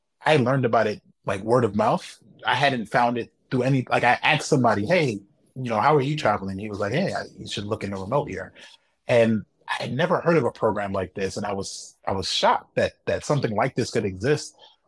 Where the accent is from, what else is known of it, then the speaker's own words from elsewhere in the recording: United States; moved away as an adult; being an American